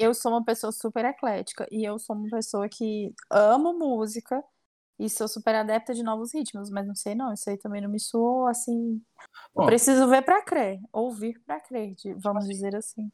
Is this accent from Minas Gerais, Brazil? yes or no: no; Silvânia, Goiás, Brazil; now in Goiânia, Brazil; eu cresci em Silvânia